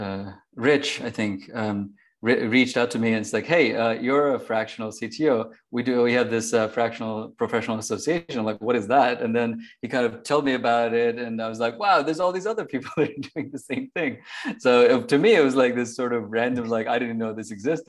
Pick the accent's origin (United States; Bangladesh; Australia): Bangladesh; moved away; I was born in Bangladesh, actually, just next to India. So I spent obviously a lot of my life there